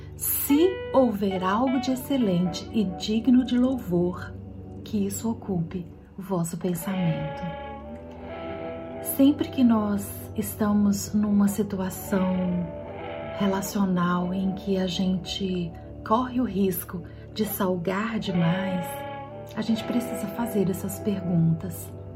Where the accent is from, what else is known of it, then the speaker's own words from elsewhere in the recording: Minas Gerais, Brazil; como boa mineira